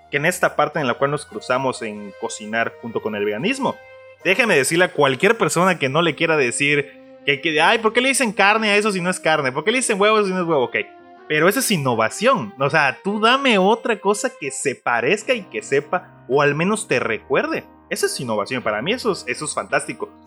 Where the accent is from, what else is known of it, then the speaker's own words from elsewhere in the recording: Mexico; somos mexicanos, vamos a querer taquitos en cualquier momento